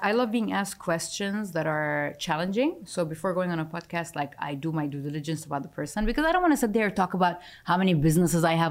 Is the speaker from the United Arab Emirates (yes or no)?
yes; Dubai, United Arab Emirates; I'm from Dubai